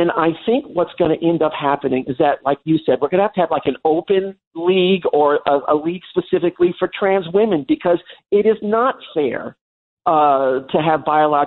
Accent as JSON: {"language": "English", "area": "Long Island", "region": "New York", "country": "United States", "tie": "born or raised there", "said": "growing up on Long Island in the 1970s and 80s"}